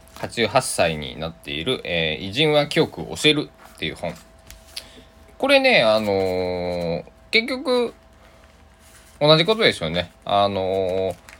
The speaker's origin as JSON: {"language": "Japanese", "region": "Kochi", "country": "Japan", "tie": "born or raised there", "said": "高知県の生まれなんで"}